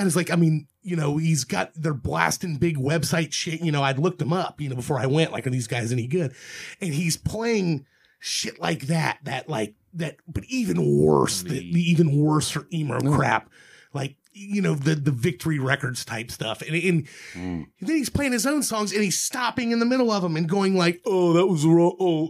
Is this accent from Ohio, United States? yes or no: yes; Dayton, Ohio, United States; where are you from? And I'm like, Dayton, Ohio.